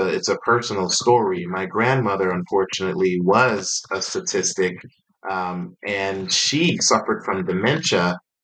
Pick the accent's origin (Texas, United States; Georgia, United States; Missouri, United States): Georgia, United States; Atlanta; moved away as an adult; also born or lived in North Carolina; I hail from Atlanta, Georgia, and ended up moving to North Carolina in 2010